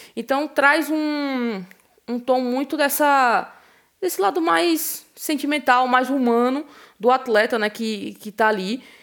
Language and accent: Portuguese; Brazil; a gente, enquanto brasileiro